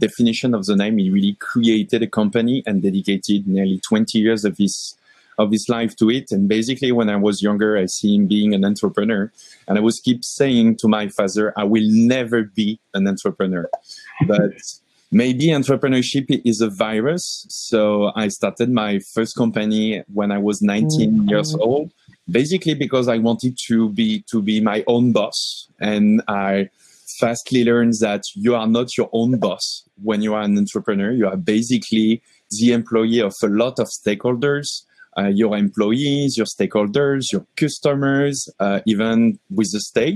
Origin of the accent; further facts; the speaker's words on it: France; moved away as an adult; also born or lived in Paris; now in Montreal, Canada; I'm coming from France. I landed in Montreal 18 months ago